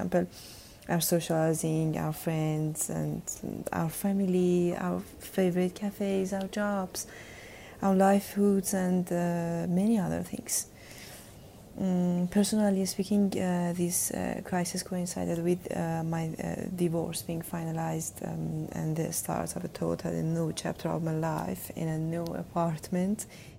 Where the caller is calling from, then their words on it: Tehran, Tehran Province, Iran; I'm sending this from Tehran, Iran.